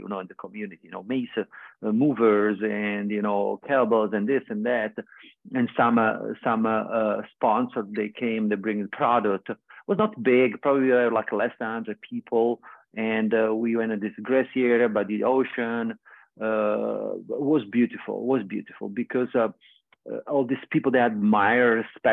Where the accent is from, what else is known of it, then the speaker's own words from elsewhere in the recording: Vieste, Apulia, Italy; moved away; Vieste is my hometown in Italy